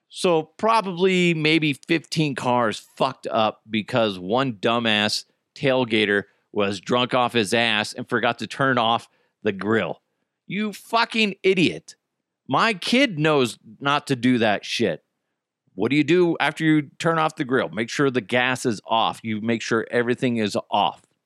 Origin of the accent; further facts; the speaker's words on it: Broomfield, Colorado, United States; my old house where I grew up in Broomfield